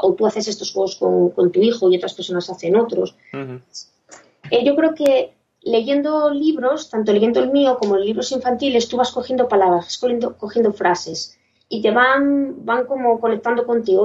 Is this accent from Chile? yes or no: no; Gijón, Asturias, Spain; soy una chica de Gijón